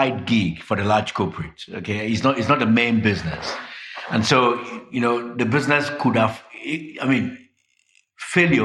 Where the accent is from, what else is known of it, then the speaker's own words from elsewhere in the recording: Nigeria; also born or lived in London / Johannesburg; I'm Nigerian. We're known for being aggressive, being highly knowledgeable, and wanting to do what should be done in 3 weeks' time.